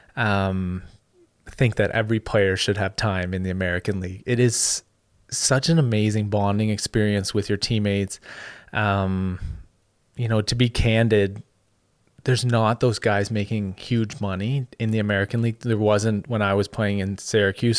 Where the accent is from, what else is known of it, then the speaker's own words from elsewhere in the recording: Ottawa, Ontario, Canada; in Ottawa, so my hometown